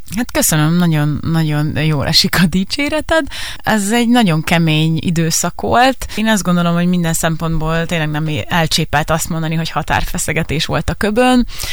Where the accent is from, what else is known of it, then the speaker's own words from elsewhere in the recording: Szabolcs-Szatmár-Bereg, Hungary; moved away; én Szabolcs megyei vagyok, Szabolcs megyei szülött